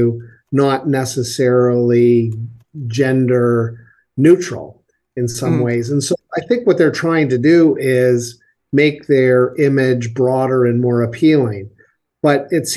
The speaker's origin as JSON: {"language": "English", "town": "Kingston", "region": "Ontario", "country": "Canada", "tie": "born or raised there", "said": "my hometown, Kingston, Ontario"}